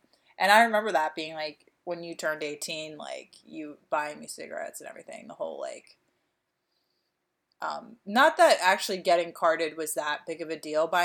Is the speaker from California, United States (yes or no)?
no; Delaware County, Pennsylvania, United States; We are from Delaware County